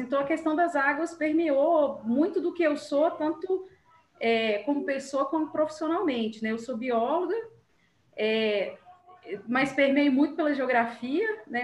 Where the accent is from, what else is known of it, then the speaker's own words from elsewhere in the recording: Belo Horizonte metropolitan region, Minas Gerais, Brazil; eu não sou de Belo Horizonte, eu sou da região metropolitana